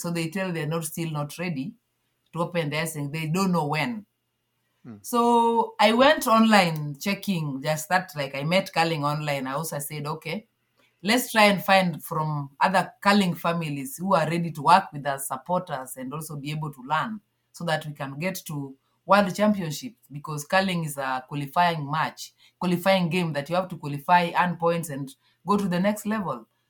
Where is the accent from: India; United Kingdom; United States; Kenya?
Kenya; Kakimba, Nyanza; moved away as an adult; now in Nairobi, Kenya; I grew up at some village called Kakimba in uh, Nyanza part of Kenya